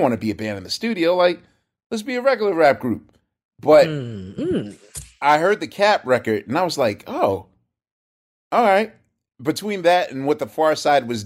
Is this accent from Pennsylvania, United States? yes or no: yes; Philadelphia, Pennsylvania, United States; I come from Philly